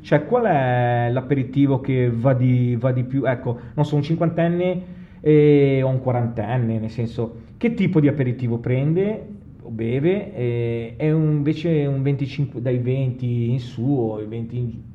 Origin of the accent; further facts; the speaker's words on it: Genoa, Liguria, Italy; noi buon genovesi, giustamente, siamo dei risparmiatori